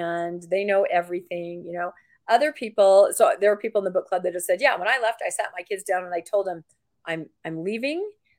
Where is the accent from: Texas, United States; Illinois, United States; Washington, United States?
Washington, United States; I was raised in Washington State.